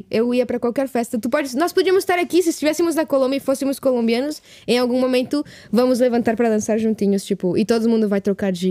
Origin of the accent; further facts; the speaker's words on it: Mexico; Portuguese is a second language; de onde eu cresci no México é super, tipo, influência americana, super...